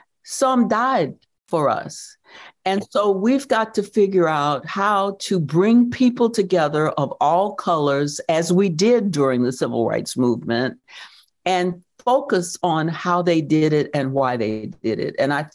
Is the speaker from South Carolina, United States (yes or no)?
yes; Due West, South Carolina, United States; born there; People used to say when I said I was born in Due West, they would say, Due West of what? But I'm putting it on the map.